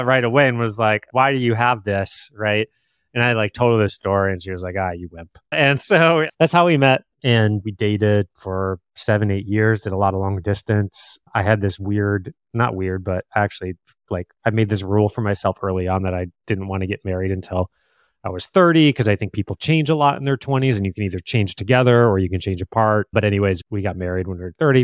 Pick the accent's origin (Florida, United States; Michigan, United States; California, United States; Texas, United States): Michigan, United States; Plymouth; moved away as an adult; also born or lived in Chicago; now in Bay Area, United States; I grew up about a half hour outside of Detroit in a little town called Plymouth, and, uh, born, kind of raised there